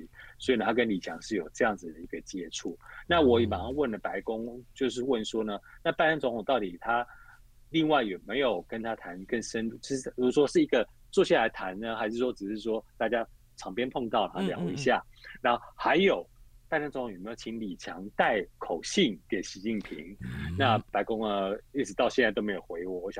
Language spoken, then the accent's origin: Chinese; India; Chinese is a second language; 去印度来印来来我们印度这边退休